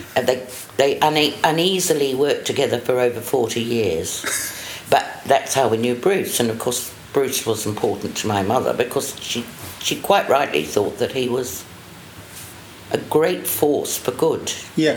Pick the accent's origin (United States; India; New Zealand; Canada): New Zealand; accent: RP; moved away as an adult; also born or lived in London, United Kingdom; I'm from New Zealand.